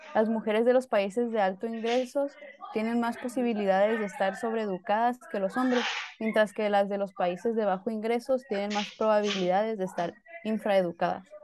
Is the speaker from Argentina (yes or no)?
no; Baja California Sur, Mexico; soy de Baja California